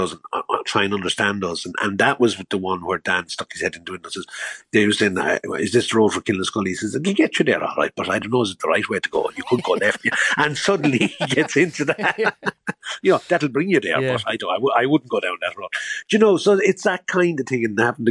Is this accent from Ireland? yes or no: yes; Ireland; as Irish people